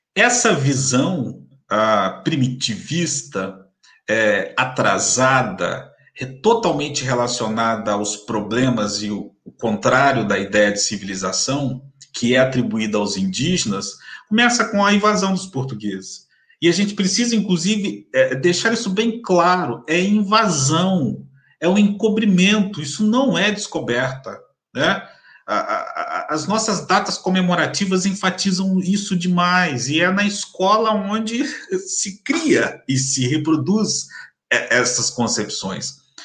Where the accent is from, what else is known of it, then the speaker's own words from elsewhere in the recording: Campos dos Goytacazes, Rio de Janeiro, Brazil; sou de Campos dos no interior do Rio de Janeiro